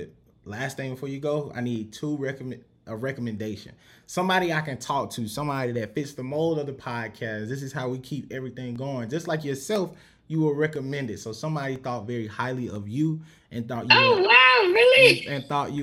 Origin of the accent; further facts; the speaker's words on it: South Carolina, United States; now in Houston, United States; I'm from South Carolina, but I live in Houston.